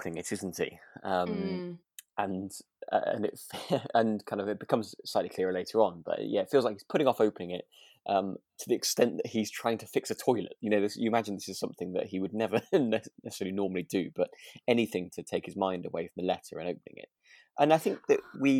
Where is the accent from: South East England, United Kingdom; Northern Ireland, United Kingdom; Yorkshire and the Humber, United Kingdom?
Yorkshire and the Humber, United Kingdom; Harrogate; I was born in Harrogate, so I was born very near, with a Betty's on the horizon.